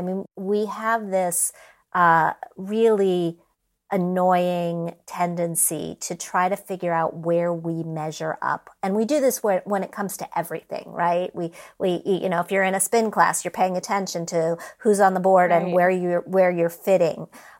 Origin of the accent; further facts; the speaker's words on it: Midwest, United States; I didn't grow up in New York. I grew up in the Midwest. All over in many different towns that had much lower standards of living